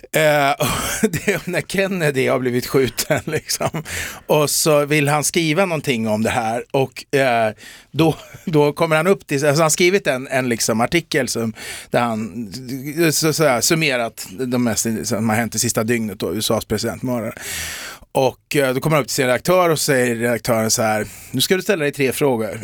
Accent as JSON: {"language": "Swedish", "town": "Eskilstuna", "region": "Södermanland", "country": "Sweden", "said": "jag är från Eskilstuna, men en del som tar mig för stockholmare"}